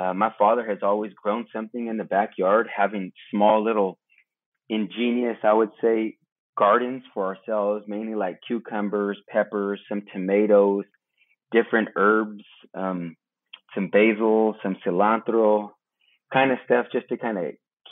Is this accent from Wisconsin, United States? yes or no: no; Broderick, California, United States; I'm a Hunkpapa Lakota, born and raised in Broderick, California